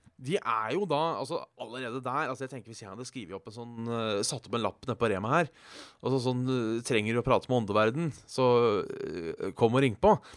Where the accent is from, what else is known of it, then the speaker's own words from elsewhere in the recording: Hønefoss / Ådalen, Buskerud, Norway; siden vi er fra Hønefoss og Ådalen